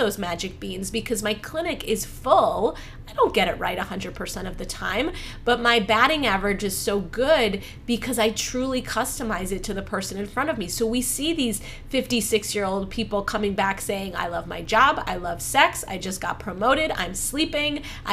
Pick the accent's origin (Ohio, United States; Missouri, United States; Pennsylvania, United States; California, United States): Ohio, United States; I was born in Ohio